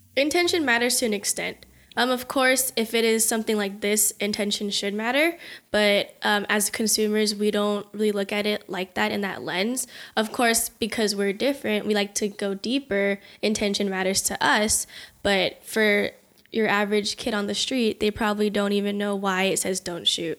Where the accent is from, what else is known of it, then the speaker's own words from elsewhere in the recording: United States; I'm from the U S